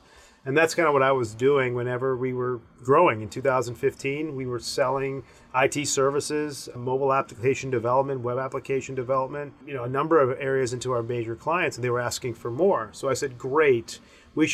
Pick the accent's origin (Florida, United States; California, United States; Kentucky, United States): Kentucky, United States; Owensboro; I'm my parents are from India. I was born in Owensboro, Kentucky.